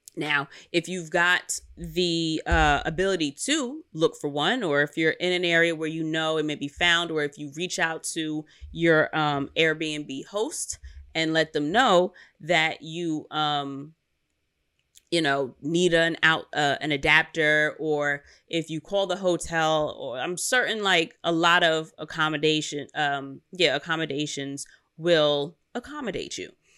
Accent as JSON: {"language": "English", "town": "New York City", "region": "New York", "country": "United States", "said": "I'm from Queens, and we ain't got no mountains here"}